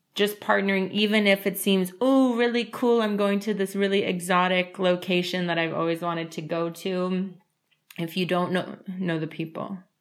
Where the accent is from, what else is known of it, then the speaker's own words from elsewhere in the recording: United States; moved away as an adult; also born or lived in Moldova; now in Spain; even though I'm from the United States